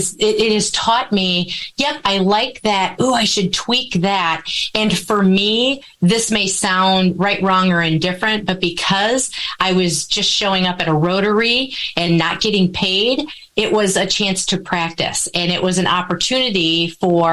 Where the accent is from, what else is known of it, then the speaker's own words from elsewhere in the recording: Wisconsin, United States; I am a born and bred cheesehead